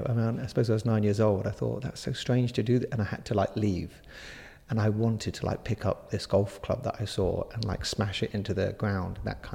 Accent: Jersey; I grew up on the west of the island, so I was really close to the beaches there. I mean, you're never that far from a beach in Jersey.

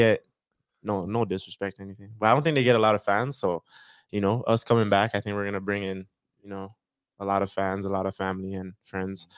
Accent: Brampton, Ontario, Canada; also born or lived in Toronto; now in Calgary, Canada; we all moved from Toronto when we were younger into Brampton

